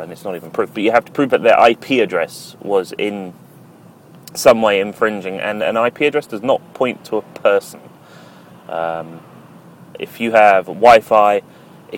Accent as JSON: {"language": "English", "country": "United Kingdom", "said": "speaking as a Brit"}